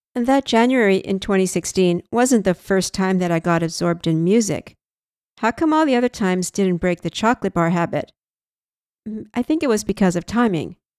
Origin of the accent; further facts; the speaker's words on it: Canada; I'm Canadian